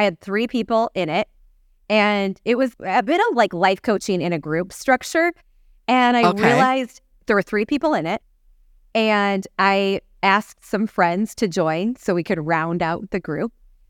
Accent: Saudi Arabia; You know, going back to me growing up in Saudi Arabia, we're like, okay, that might be fun for our family to have that opportunity to do together.

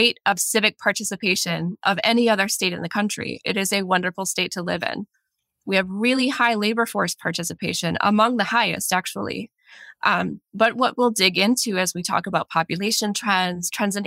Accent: Michigan, United States; moved away as an adult; also born or lived in Florida / Oregon; now in Minnesota, United States; I grew up in Michigan

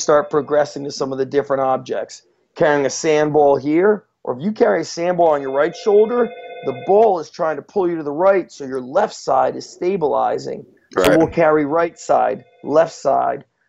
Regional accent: New Jersey, United States; also born or lived in Israel / New York; we moved to this country from Israel. My dad was in the Israeli army, so was my mom. When we moved to New York, then we moved to New Jersey

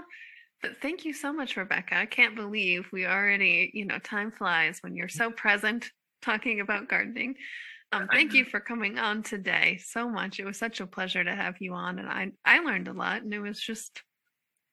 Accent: Midwest, United States; moved away; I'm originally from the Midwest

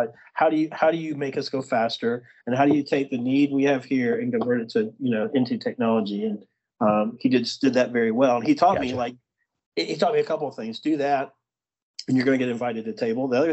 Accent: Birmingham, Alabama, United States; I grew up in Birmingham in Alabama.

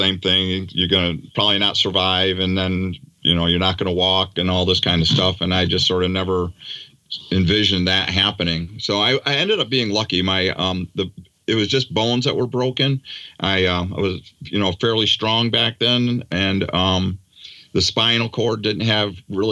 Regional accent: Daytona Beach, Florida, United States; also born or lived in New York; I grew up basically in Daytona Beach, Florida. So I grew up on the beach and surfing

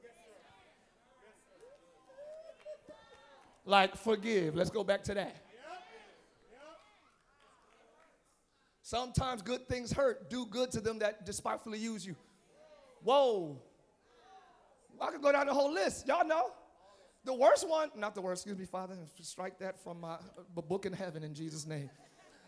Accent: Camden, New Jersey, United States; I'm from Camden, New Jersey.

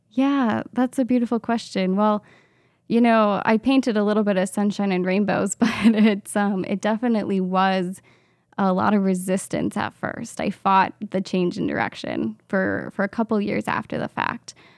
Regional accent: Minnesota, United States; also born or lived in Madison, Wisconsin; I grew up here in Minnesota, just in a suburb of the Twin Cities

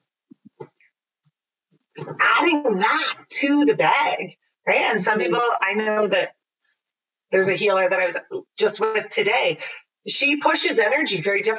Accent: Mildmay, Ontario, Canada; I grew up in Mild Bay

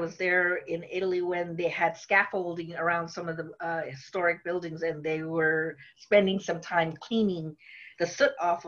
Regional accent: Philippines; English is a second language; now in United States; I went to visit home in the Philippines, and I was only there for maybe 3 weeks

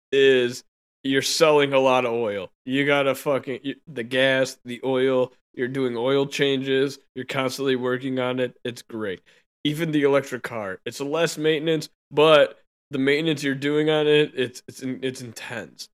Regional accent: United States; I was born in America

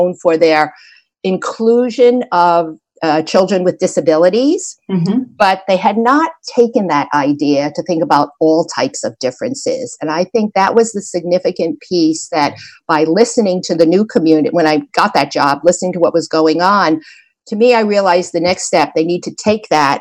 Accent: suburbs of New Jersey, United States; also born or lived in New York City, United States; we moved from New York City to the suburbs of New Jersey

